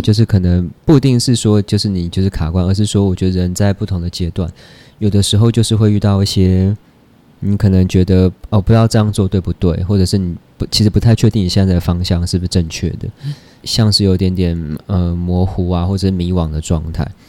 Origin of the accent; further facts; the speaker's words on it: Taipei, Taiwan; also born or lived in Dongshi, Chiayi; 就是我就在台北出生，长大念书这样，因为他们上来台北创业